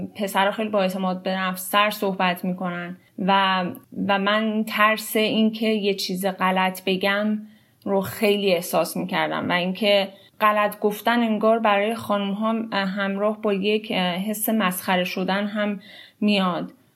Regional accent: Iran; moved away as an adult; now in United States; من الان هشت ساله که از ایران مهاجرت کردم لیسانس هم رو تو ایران خوندم

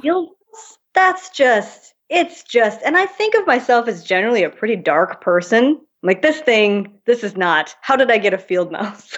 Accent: Minnesota, United States; moved away as an adult; also born or lived in London; I grew up in Minnesota. I had three horses.

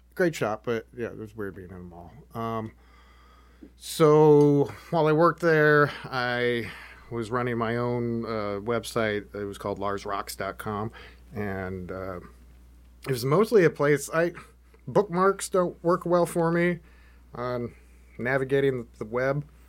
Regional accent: Washington, United States; now in Oregon, United States; I grew up in Washington

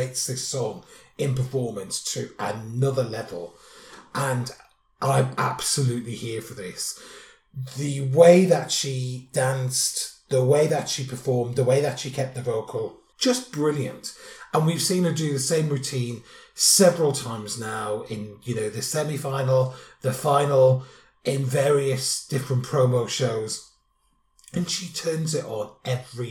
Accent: United Kingdom

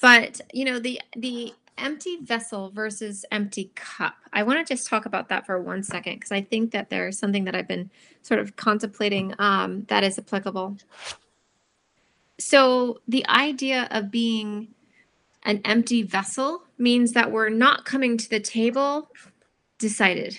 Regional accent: Ohio, United States; I'm from Ohio.

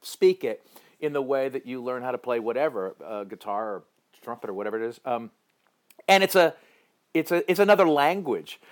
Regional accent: Piedmont, California, United States; also born or lived in San Francisco; I grew up in the East Bay in uh, in in Oakland, in in uh, rough, ragged Oakland, California

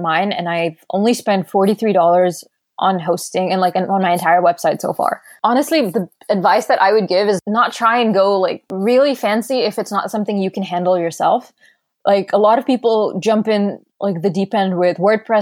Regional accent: Qatar; moved away as an adult; also born or lived in Doha, Qatar; now in Vancouver, Canada; So I was born in Qatar and I grew up in Qatar

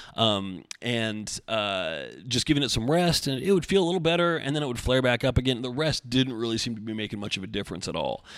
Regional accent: Oregon, United States; also born or lived in Beaverton, Oregon; I'm born and raised in Oregon, but I always lived, you know, mid valley area

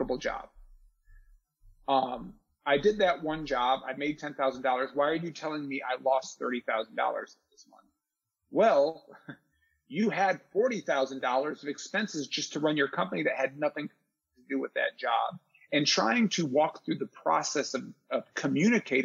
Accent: Charlotte, North Carolina, United States; also born or lived in Detroit, Michigan; I'm as native Charlottean as it gets. I moved here from Detroit when I was 11

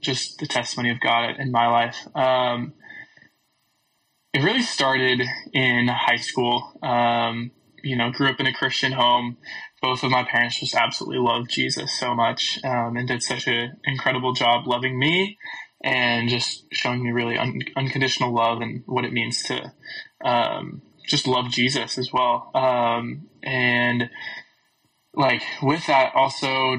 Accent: California, United States; moved away as an adult; now in Texas, United States; I am originally from California, and now I'm going to Baylor University

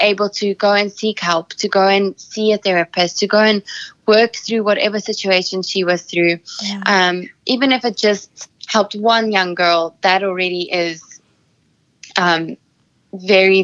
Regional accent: Sedgefield, Western Cape, South Africa; my hometown, Nel-Peters, Sedgefield in South Africa

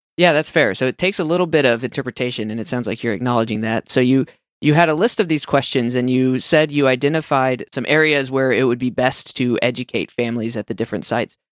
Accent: Texas, United States; accent: Texan; my Texan accent

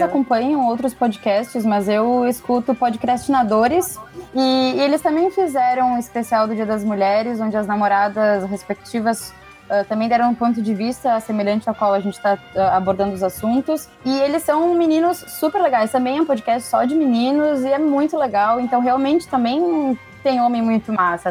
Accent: Rio Grande do Sul, Brazil; eu sou do Rio Grande do Sul

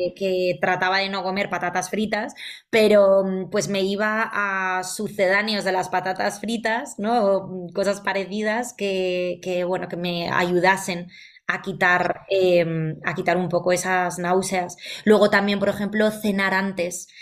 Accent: Valencia, Valencian Community, Spain; moved away as an adult; now in Madrid, Spain; yo soy de Valencia, pero llevo ya 12 años viviendo en Madrid

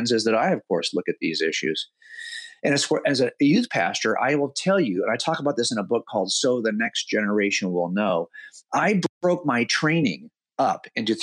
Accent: United States; as I was a kid growing up in America

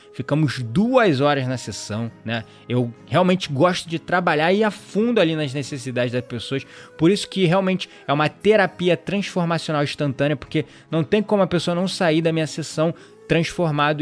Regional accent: Rio de Janeiro, Brazil; eu sou do Rio

